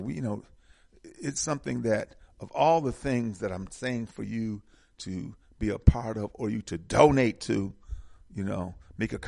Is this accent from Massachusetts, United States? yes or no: no; Milwaukee, Wisconsin, United States; now in Atlanta, United States; I was from Milwaukee